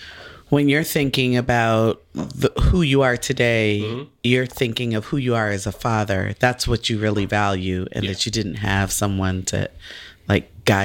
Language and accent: English; Bay Area, California, United States; we're from the Bay Area